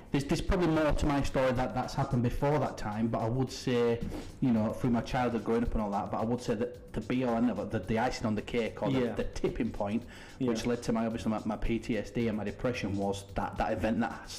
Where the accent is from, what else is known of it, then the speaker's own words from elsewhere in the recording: Sowerby Bridge, Yorkshire and the Humber, United Kingdom; I'm originally from Sobey Bridge. That's where we live now. That's where we're based.